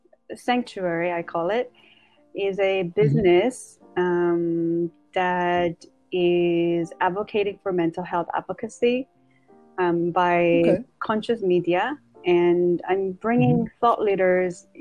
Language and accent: English; Seoul, South Korea; now in United States; I am from South Korea, Seoul.